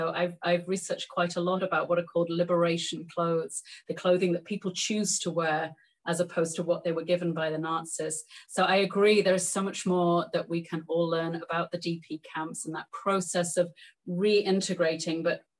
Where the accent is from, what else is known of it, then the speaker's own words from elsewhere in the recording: England, United Kingdom; I'm English.